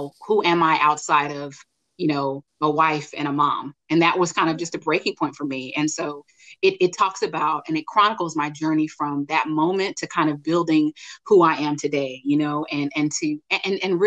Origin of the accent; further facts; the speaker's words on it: California, United States; moved away as an adult; now in Dallas, United States; I'm actually a California native. Love my home state.